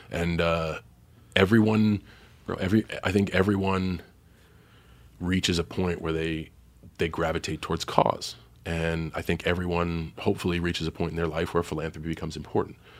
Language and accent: English; Boston, Massachusetts, United States; growing up in Boston